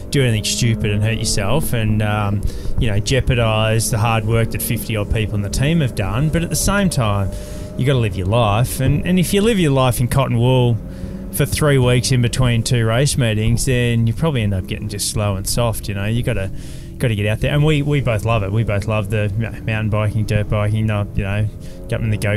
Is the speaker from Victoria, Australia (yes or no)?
yes; Melbourne, Victoria, Australia; moved away; also born or lived in Queensland; I grew up in Melbourne